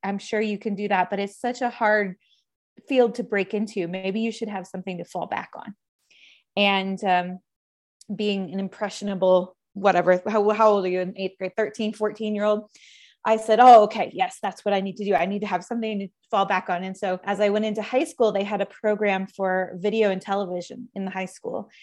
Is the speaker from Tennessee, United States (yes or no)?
no; Dallas, Texas, United States; I grew up in North Texas near in the suburb of Dallas.